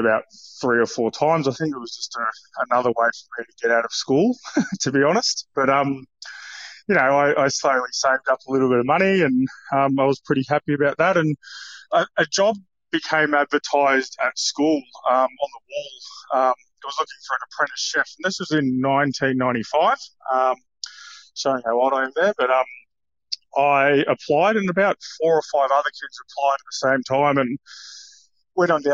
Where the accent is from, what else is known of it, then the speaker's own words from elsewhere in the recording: Warrnambool, Victoria, Australia; now in Brisbane, Australia; I grew up in Warrnambool, so I went to a public school down there